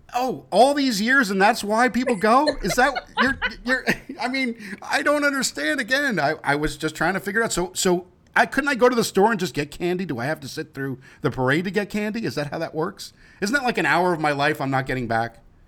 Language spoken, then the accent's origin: English; New York, United States; I'm from New York